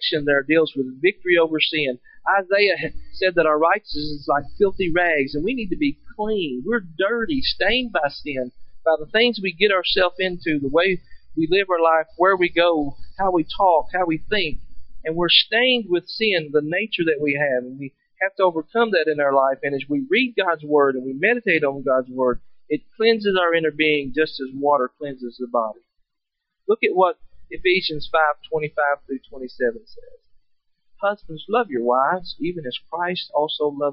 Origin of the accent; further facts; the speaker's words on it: Kentucky, United States; I'm from Kentucky.